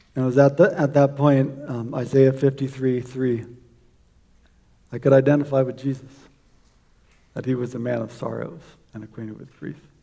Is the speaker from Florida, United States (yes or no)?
yes; South Florida, United States; I grew up in South Florida